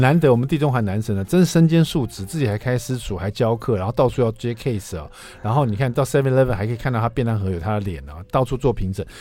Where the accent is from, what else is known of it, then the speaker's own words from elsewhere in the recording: Taiwan; 用我们台湾人最爱用的这个